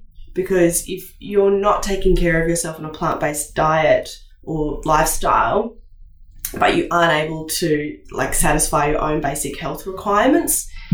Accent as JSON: {"language": "English", "country": "Indonesia", "tie": "born or raised there", "said": "growing up in Indonesia and eating Indonesian food maybe helped me to keep away from things like gastro."}